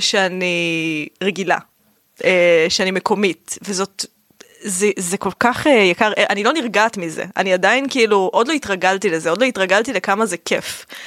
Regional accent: Rishon LeZion, Central District, Israel; moved away as an adult; also born or lived in Ramla; now in Tel Aviv, Israel; גדלתי בראשון, נולדתי ברמלה ואז כשאני בת חמש גדל, עברנו לראשון

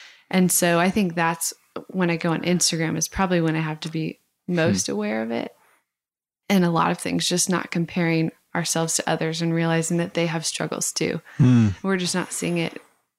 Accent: Idaho, United States; I grew up obviously in Idaho, and where it was not cool to talk about your faith

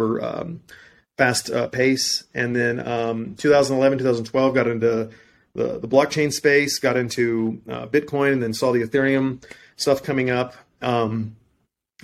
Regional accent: deep South Texas, United States; I was born and raised in Texas, deep South Texas

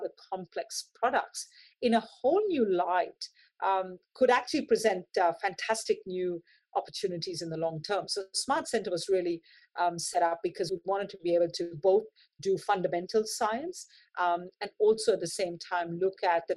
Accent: Mumbai, Maharashtra, India; moved away; I lived the early part of my life, was born in Mumbai

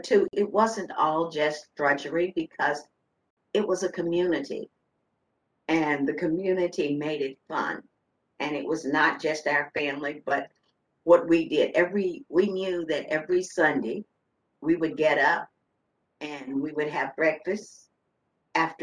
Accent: Front Royal, Virginia, United States; also born or lived in Culpeper, Virginia; I was born in Culpeper, Virginia. I grew up in Front Royal, Virginia

